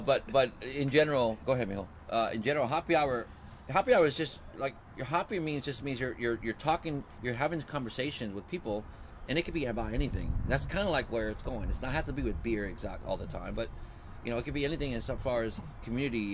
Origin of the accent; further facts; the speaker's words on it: San Diego, California, United States; I grew up here. I'm from San Diego